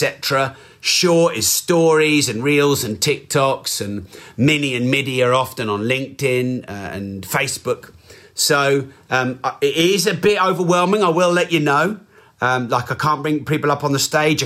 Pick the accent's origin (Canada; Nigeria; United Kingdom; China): United Kingdom; England; I'm very English